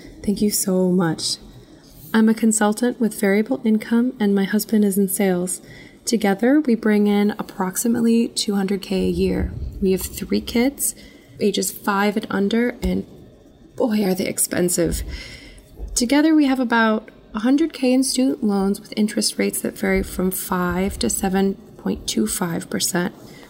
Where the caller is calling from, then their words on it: Crystal Lake, Illinois, United States; I'm … from Crystal Lake, a suburb of Chicago.